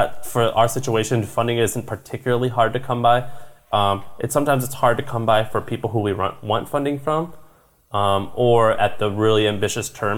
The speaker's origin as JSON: {"language": "English", "region": "Missouri", "country": "United States", "said": "I'm from Missouri"}